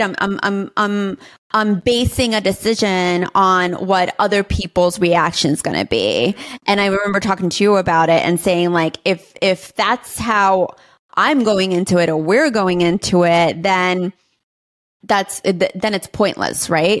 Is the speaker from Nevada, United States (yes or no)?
no; New York City, New York, United States; moved away as an adult; now in Austin, United States; I grew up in New York City my whole life. And I am a New York City girl